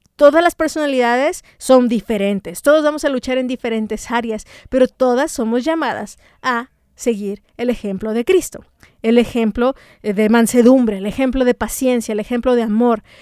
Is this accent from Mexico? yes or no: yes; Mexico; como mexicanas